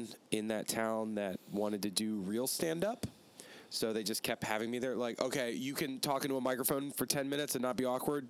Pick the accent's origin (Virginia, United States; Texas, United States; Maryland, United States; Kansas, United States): Virginia, United States; Richmond; moved away as an adult; now in Raleigh, United States; I'm from Richmond, Virginia.